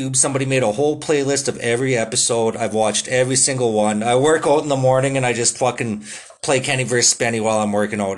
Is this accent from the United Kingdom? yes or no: no; Canada; I'm a Canadian